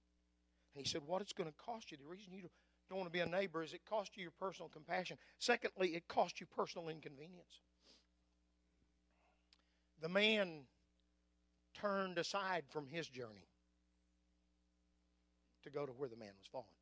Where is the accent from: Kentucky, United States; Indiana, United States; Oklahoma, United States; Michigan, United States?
Oklahoma, United States; Anadarko; I was raised on East Side Main Street in Anadarko, Oklahoma